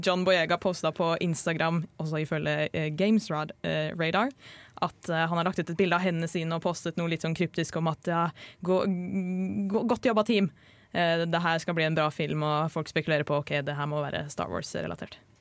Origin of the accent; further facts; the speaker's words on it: Drøbak, Akershus, Norway; Jeg feira verken julaften eller nyttår hjemme i Drøbak